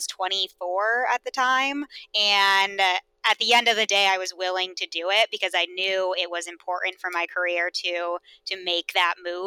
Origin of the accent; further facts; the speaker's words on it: Vermont, United States; moved away as an adult; also born or lived in Austin; now in Boston, United States; I grew up in Vermont